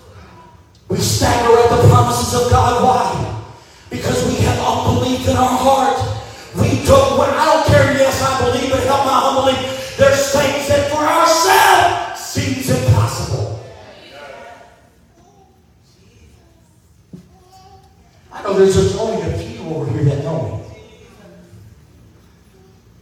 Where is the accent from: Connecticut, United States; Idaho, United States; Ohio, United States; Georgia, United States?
Ohio, United States; Cleveland; I was raised in the city. I was born right outside of Cleveland, Ohio, so I know what the hood is